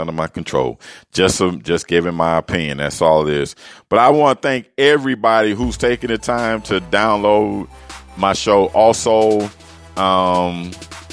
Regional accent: Miami, Florida, United States; from the 305, my hometown, Miami, Florida

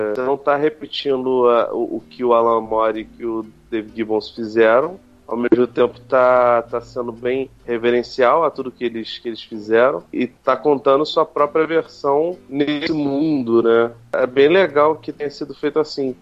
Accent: Brazil; a gente é brasileiro, né, A gente é latino

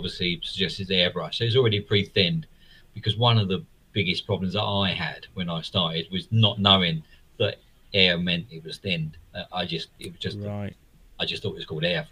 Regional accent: London, United Kingdom; I was born in East London.

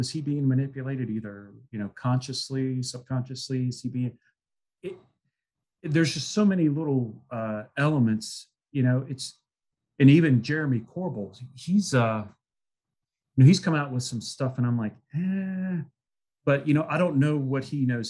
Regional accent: Salem, Virginia, United States; went to school in my hometown where I'm now, Salem, Virginia

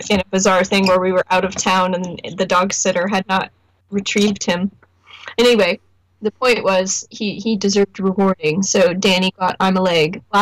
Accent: Indianapolis, Indiana, United States; we're from Indianapolis.

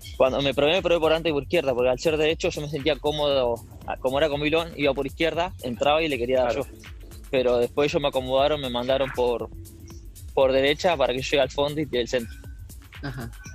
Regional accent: Merlo, Buenos Aires Province, Argentina; yo soy de Merlo, Buenos Aires.

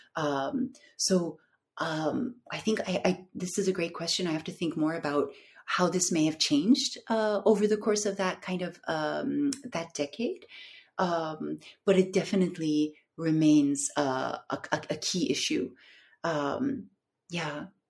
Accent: Istanbul, Turkey; also born or lived in North America; I'm I'm from Istanbul. I grew up here, but I uh, I lived in the in North America for a very long time

